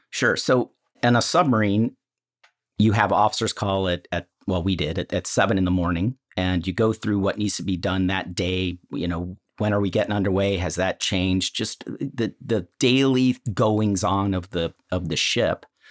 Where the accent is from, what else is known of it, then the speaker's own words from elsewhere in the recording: Northville, Michigan, United States; I grew up outside of Ann Arbor, a suburb of Detroit called Northville